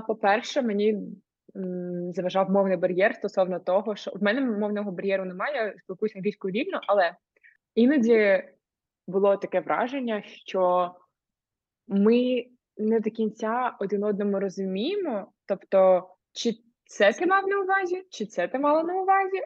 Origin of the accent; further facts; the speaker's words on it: Ukraine; moved away as an adult; я з України і що в мене в країні війна